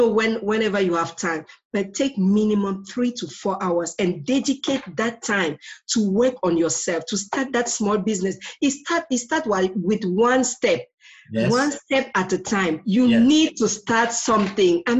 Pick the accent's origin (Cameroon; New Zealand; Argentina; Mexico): Cameroon; I'm originally from Cameroon